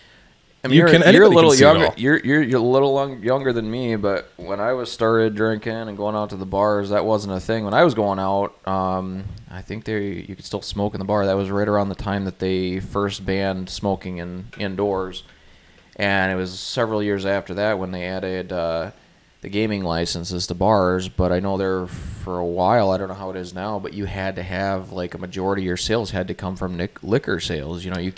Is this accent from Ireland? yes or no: no; Canada; Partially Canadian. I'm fully Canadian.